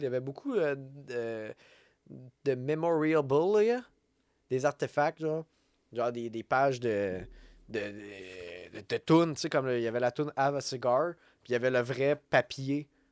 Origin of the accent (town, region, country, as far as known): Quebec, Canada